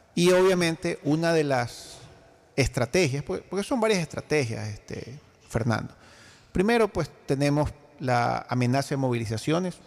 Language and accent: Spanish; Ecuador; yo como ecuatoriano